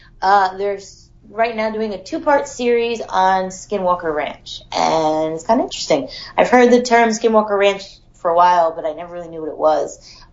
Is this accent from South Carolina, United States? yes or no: no; New York, United States; I am from New York